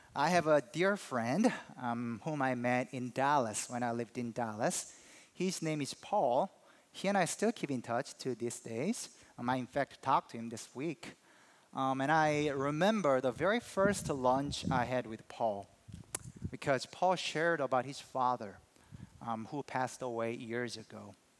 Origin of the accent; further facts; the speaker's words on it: South Korea; moved away; I'm from Korea